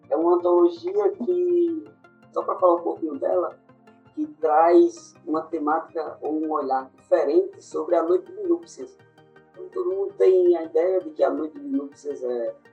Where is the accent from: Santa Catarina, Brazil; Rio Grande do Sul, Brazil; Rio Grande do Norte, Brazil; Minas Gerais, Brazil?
Rio Grande do Norte, Brazil; interior of; sou do interior do Rio Grande do Norte, cidadezinha pequena